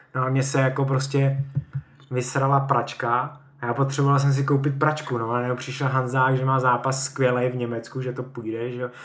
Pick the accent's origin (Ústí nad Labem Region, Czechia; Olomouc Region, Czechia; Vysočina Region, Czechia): Olomouc Region, Czechia; Mohelnice; moved away as an adult; now in Hradec Králové, Czech Republic; Já pocházím z Mohelnice, to je na Moravě, eh, vlastně blízko Olomouce a tak tam jsem začal s judem a po střední škole jsem vlastně odešel do Hradce